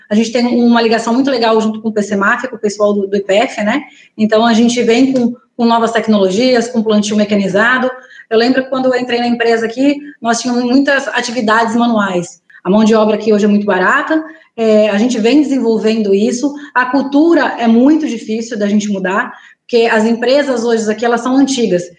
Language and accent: Portuguese; Garça, São Paulo, Brazil; moved away as an adult; also born or lived in Maranhão; Eu sou do interior de São Paulo, sou da região de Garça.